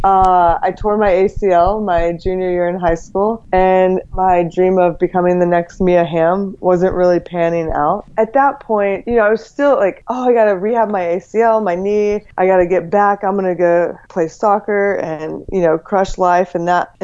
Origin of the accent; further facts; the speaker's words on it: Texas, United States; moved away as an adult; now in California, United States; I grew up in Texas